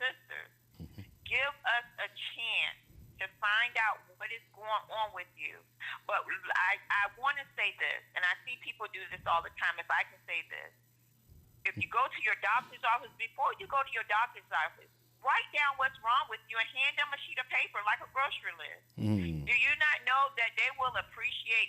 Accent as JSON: {"language": "English", "town": "Norfolk", "region": "Virginia", "country": "United States", "tie": "born or raised there", "said": "I'm from Norfolk, Virginia. I'm a native of Virginia. I lived here all my life."}